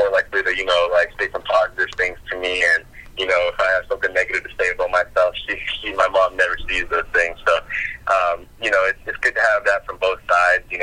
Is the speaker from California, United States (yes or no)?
no; Kentucky, United States; I'm from Kentucky